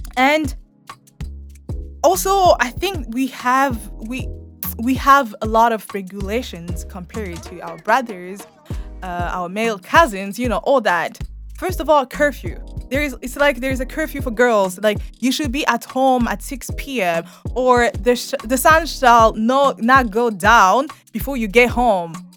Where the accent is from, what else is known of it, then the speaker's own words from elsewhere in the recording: Burundi; the way we were raised here in Burundi